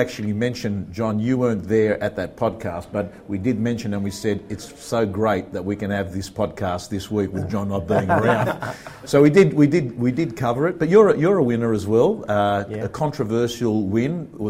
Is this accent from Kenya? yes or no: no; Australia; I enjoy all the special days that you get off being an Aussie